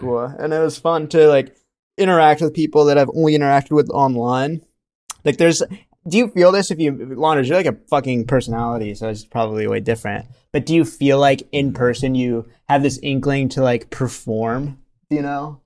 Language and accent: English; India; moved away; I was born in India